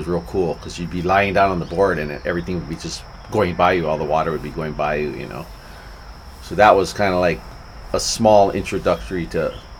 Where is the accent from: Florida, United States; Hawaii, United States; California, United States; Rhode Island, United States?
Hawaii, United States; Aina Haina; Yeah, I grew up on Oahu.